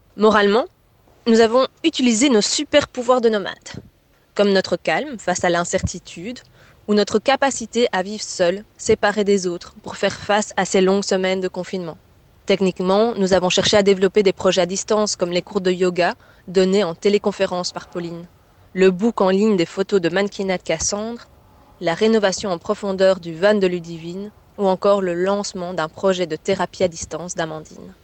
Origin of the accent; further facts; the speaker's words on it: Belgium; chez moi en Belgique, sur le trottoir de mes parents